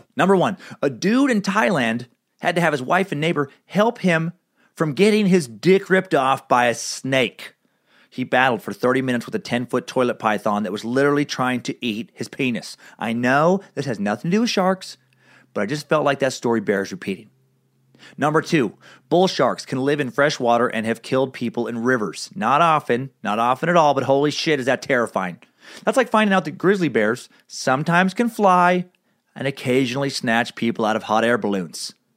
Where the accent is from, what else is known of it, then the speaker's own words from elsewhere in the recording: Riggins, Idaho, United States; also born or lived in Anchorage, Alaska; I spent far more time out in the woods of central Idaho growing up in Riggins